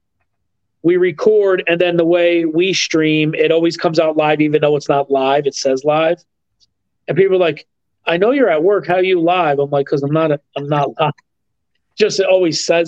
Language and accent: English; Mount Marion, New York, United States; I grew up in Mount Marion